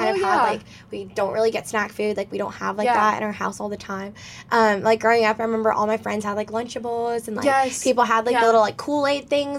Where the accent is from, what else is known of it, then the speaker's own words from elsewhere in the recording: Greenville, South Carolina, United States; moved away; I grew up in Greenville, South Carolina.